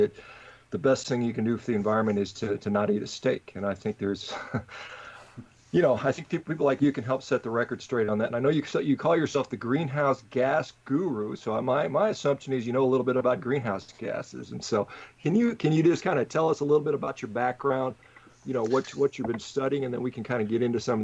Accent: Hof, Bavaria, Germany; now in Orange County, United States; I was born in Hof, Germany.

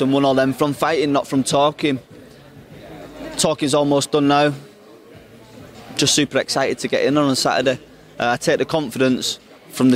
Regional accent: England, United Kingdom; I'm English

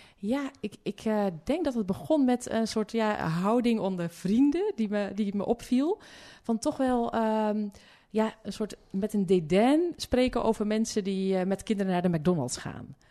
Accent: Hulst, Zeeland, Netherlands; ik kom uit eh, Zeeuws-Vlaanderen

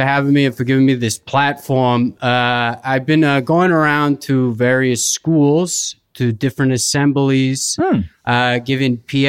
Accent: northeastern United States, United States; accent: non-rhotic; I am from an area in the northeastern United States where we do speak with a non-rhotic accent.

